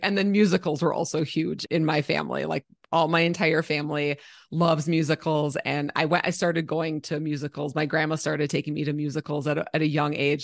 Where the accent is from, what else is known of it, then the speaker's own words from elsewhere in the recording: Minnesota, United States; now in Colorado, United States; I grew up in Minnesota